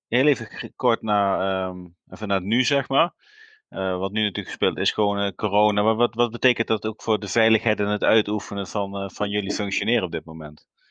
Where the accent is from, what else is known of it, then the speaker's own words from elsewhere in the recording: South Limburg, Netherlands; ik kom ook uit Zuid-Limburg